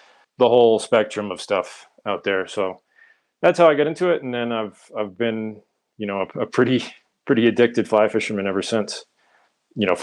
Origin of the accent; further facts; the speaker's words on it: outside of Boston, Massachusetts, United States; moved away as an adult; also born or lived in Colorado; grew up outside of Boston